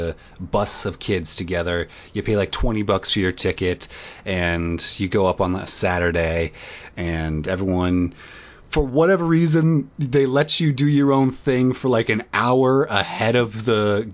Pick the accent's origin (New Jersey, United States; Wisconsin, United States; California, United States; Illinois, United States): Illinois, United States; Central; Growing up in Central Illinois, going to Cubs games was always, the thing